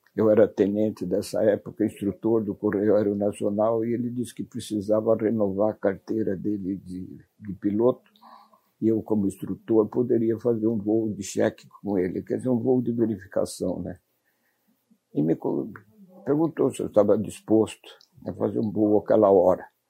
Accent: Bauru, São Paulo, Brazil; a minha terra natal, Bauru, o único emprego disponível que nós podíamos identificar nos nossos 13, 14 anos era ser ferroviário.

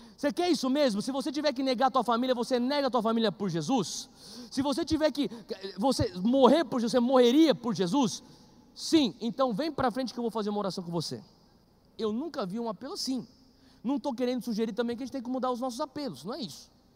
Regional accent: Brazil; a gente é brasileiro

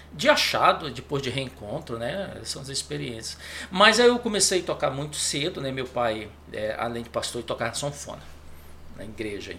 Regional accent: Belém, Pará, Brazil; moved away as an adult; also born or lived in Recife; eu, eu sou de Belém, né? Belém do Pará

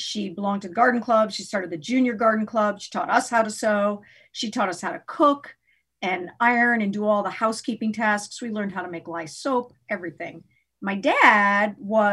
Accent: Newtown, Connecticut, United States; moved away as an adult; also born or lived in Orlando, Florida / Indianapolis area; now in Indianapolis, United States; I was born in Orlando, Florida, but at a very young age, moved to Newtown, Connecticut, where I was raised and lived there until I went away to college

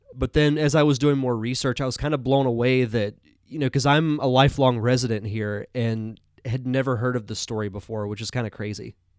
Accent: Pensacola, Florida, United States; my hometown of Pensacola, Florida

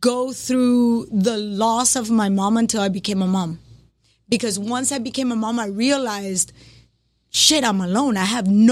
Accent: Cali, Valle del Cauca, Colombia; English is a second language; moved away; also born or lived in Hialeah, Florida; I born and raised in Cali, Colombia.

